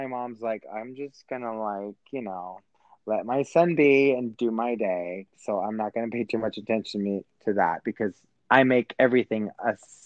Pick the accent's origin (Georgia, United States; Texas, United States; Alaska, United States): Texas, United States; I'm from Texas